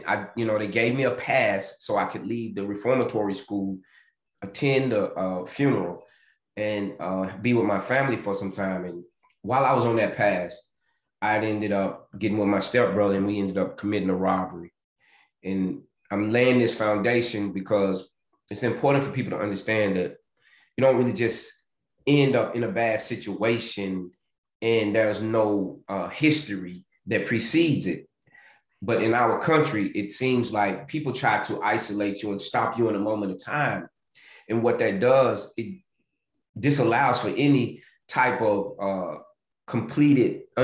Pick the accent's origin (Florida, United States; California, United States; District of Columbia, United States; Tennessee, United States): Tennessee, United States; Nashville; I'm originally from Nashville, Tennessee. And I, you know, I had some humble beginnings, grew up outside of Nashville with my mom